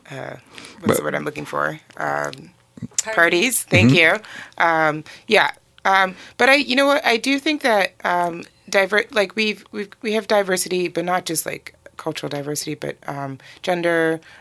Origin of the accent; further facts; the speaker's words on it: Nigeria; born there; also born or lived in Benin / Togo / Burkina Faso / Guinea; So born in Nigeria. My family moved around a lot in West Africa. So I've lived in a number of countries. So Benin, Togo, Burkina Faso, Guinea, Conakry